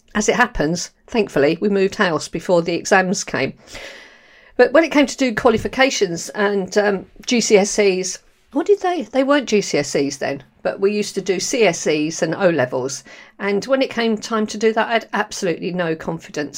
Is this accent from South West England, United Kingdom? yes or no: no; London, United Kingdom; accent: London; moved away; also born or lived in Borehamwood, Hertfordshire; I was born, um, in Camberwell, actually, in London, and then we moved to the Edinburgh and Castle. So, I've got a real London accent